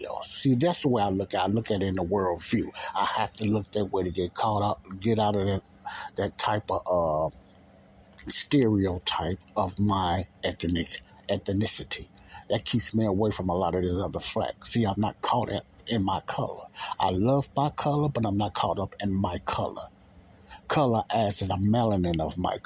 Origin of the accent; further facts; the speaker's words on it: United States; I was born in America